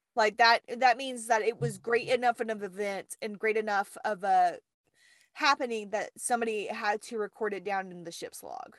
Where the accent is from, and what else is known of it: the South, United States; accent: southern